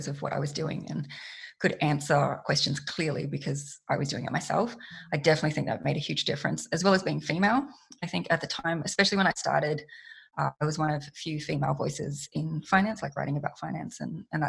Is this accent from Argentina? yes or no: no; Australia; I'm an Australian woman.